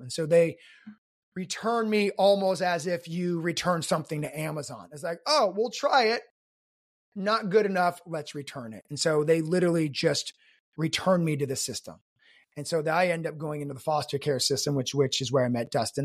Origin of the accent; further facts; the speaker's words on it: South Korea; I was born in Korea to an American soldier